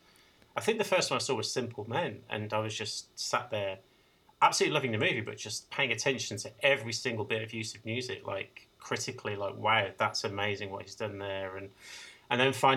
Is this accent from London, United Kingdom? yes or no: no; Birmingham, West Midlands, United Kingdom; my hometown of Birmingham